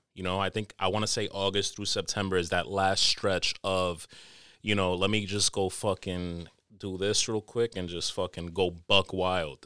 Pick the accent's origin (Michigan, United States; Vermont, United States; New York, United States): New York, United States; New York City; I'm a tropical nigga, but I was born in America, born and raised in N Y C